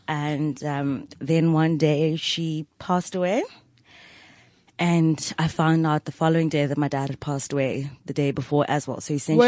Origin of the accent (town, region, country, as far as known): Johannesburg, Gauteng, South Africa; born or raised there; accent: private school accent; also born or lived in Polokwane (Pietersburg)